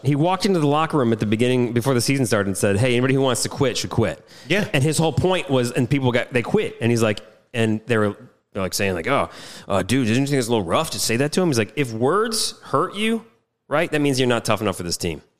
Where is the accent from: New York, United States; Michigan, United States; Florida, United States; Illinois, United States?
Michigan, United States; I grew up in Michigan, which is no coast affiliate